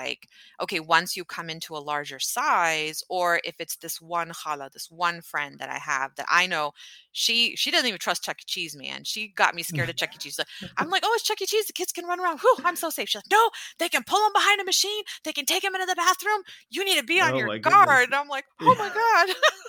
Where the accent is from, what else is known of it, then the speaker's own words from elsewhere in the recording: Pakistan; I would be very defensive about saying like, I'm Pakistani. You know, at the time I was like, well, I'm from Pakistan.